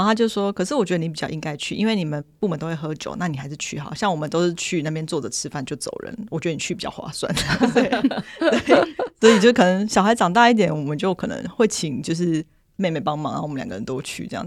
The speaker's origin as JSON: {"language": "Chinese", "region": "eastern Taiwan", "country": "Taiwan", "moved": "yes", "lives_now": "northern Taiwan", "said": "我是东部人，然后我们现在住在北部"}